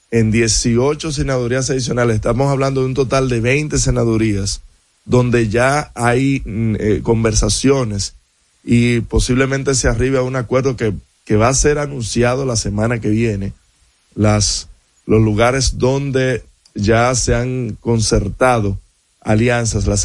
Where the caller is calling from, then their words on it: Los Mameyes, Distrito Nacional, Dominican Republic; de los Mameyes.